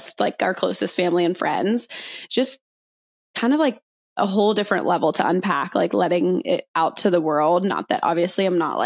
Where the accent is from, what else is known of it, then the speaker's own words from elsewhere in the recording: Pittsburgh, Pennsylvania, United States; moved away as an adult; also born or lived in Sarasota, Florida; now in Louisville, United States; I grew up in Pittsburgh, Pennsylvania